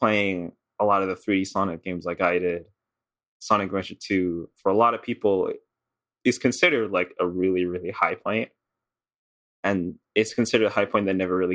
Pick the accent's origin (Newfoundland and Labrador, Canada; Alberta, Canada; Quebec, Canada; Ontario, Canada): Quebec, Canada; Montreal; I'm from Montreal